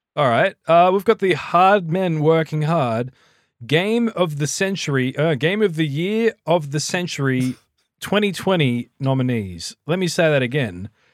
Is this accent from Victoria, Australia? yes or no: no; New South Wales, Australia; now in near Melbourne, Australia; was born in New South Wales and was raised by a New South Welshman